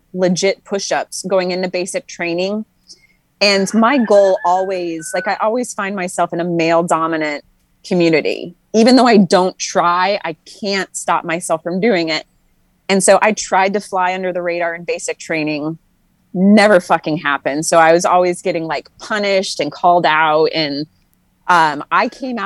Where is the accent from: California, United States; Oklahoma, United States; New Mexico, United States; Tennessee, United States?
New Mexico, United States; Tularosa; moved away as an adult; I am from a really small town called Tularosa, New Mexico.